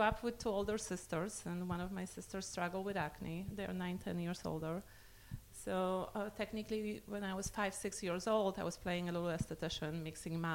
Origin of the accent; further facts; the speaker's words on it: Poland; moved away; I was born and raised in Poland